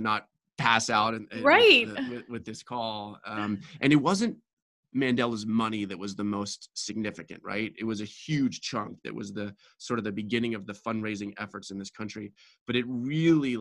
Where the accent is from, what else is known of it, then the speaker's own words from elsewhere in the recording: Baltimore, Maryland, United States; moved away as an adult; now in Brazil; I grew up in Baltimore, born and raised, and went off for college